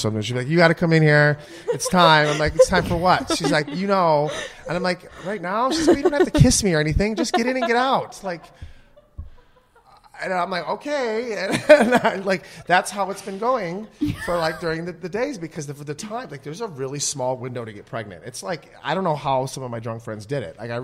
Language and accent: English; Michigan, United States; I'm from the Midwest